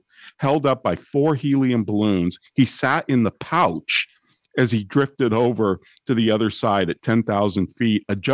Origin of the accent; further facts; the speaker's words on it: California, United States; Dianne Feinstein from my home state